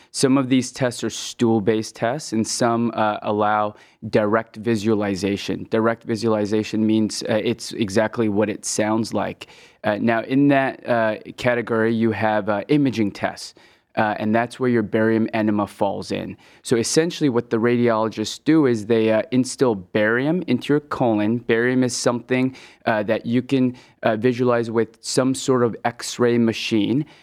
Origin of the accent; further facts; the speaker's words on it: West Coast, United States; moved away as an adult; also born or lived in Hong Kong; now in Cleveland, United States; So uh, I was born in Hong Kong and I moved to the West Coast when I was 10. Uh, then started my medical training in the Midwest at the Ohio State, and I've been in love with the in love with the Midwest ever since.